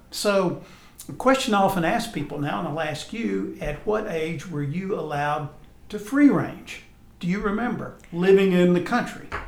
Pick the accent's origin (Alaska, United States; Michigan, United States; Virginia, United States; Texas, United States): Texas, United States; moved away; also born or lived in Alabama; I grew up in Texas, and I'm familiar with the Texas coast